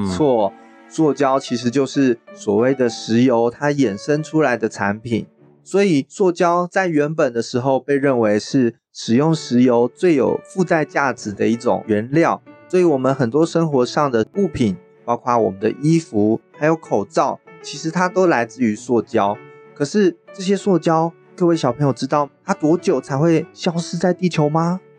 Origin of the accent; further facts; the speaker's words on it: Chiayi, Chiayi City, Taiwan; also born or lived in Taipei; now in New Taipei, Taiwan; 我来自台北，我现在住在新北市家乡呢，是在嘉义